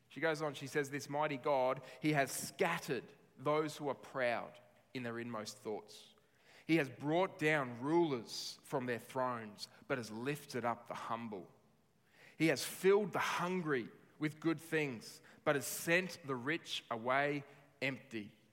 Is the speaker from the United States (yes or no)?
no; Australia; as Australian citizens